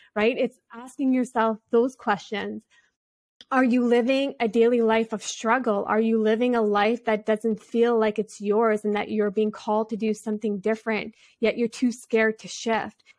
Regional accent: Canada; I come from a tribal community here in Canada, so I'm Native American and French, which is a Metis culture here

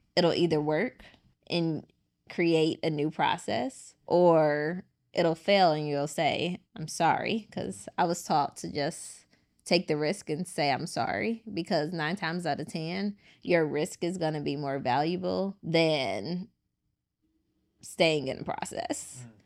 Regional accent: Chicago, Illinois, United States; I am from Chicago, born and raised, but I have family in Edwards, Mississippi

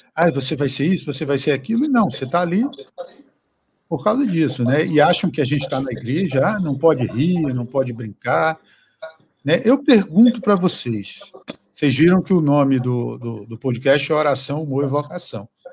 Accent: Acre, Brazil; moved away; also born or lived in Rio de Janeiro; Para mim, que sou do Acre, morei no Rio

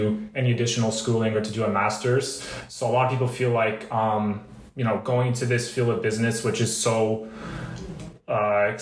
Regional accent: Canada; moved away as an adult; now in France; I'm from Canada

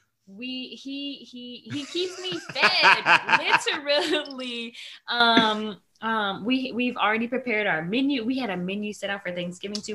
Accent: Saginaw, Michigan, United States; now in California, United States; growing up was gathering at my grandparents' house in Michigan

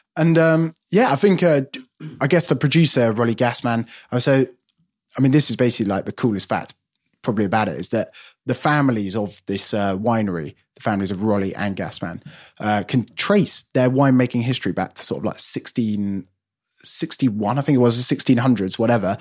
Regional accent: London, United Kingdom; I'm born and bred in London

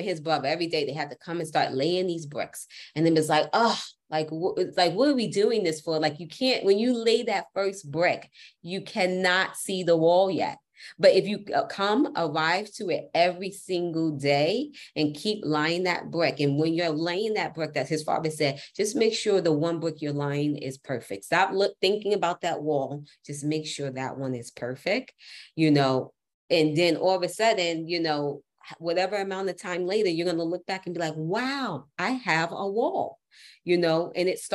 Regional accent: New York City, New York, United States; as a New Yorker, we block, block, block, block, block. I'm a New Yorker

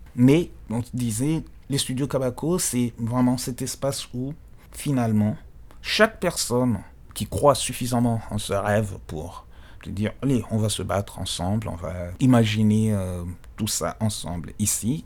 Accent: DR Congo; on est congolais

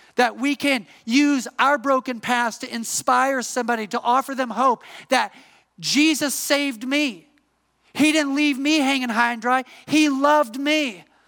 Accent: Midwest, United States; moved away as an adult; also born or lived in Atlanta, Georgia; I'm from the Midwest

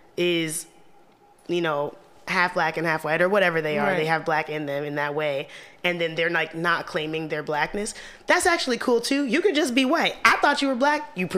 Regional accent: Little Rock, Arkansas, United States; now in Brooklyn, United States; growing up in Little Rock, the idea of somebody being Afro-Latina was completely foreign to me.

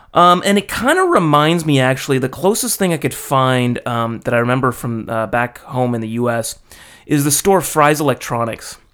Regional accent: United States; moved away as an adult; now in Japan; being American

